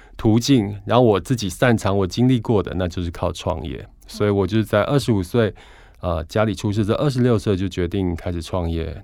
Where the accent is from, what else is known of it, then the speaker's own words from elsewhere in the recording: Hualien, Hualien County, Taiwan; 我那时候小时候家里住花莲